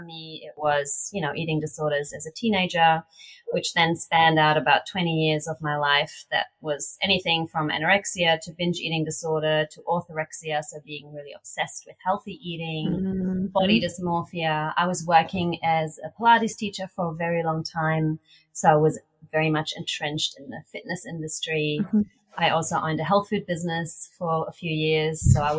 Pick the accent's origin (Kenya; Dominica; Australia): Australia; accent: Australian; now in Portugal; And now I'm so aware of my accent because it really stands out, you know, because there aren't many Australians.